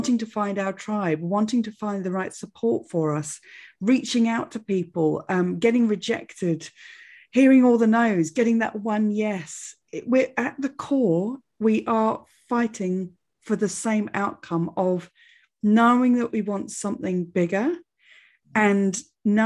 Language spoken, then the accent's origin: English; England, United Kingdom; I'm very English